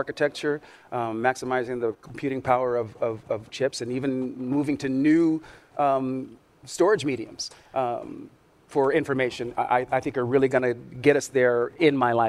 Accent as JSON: {"language": "English", "town": "Sacramento", "region": "California", "country": "United States", "tie": "born or raised there", "said": "As a young black kid growing up in Sacramento, California"}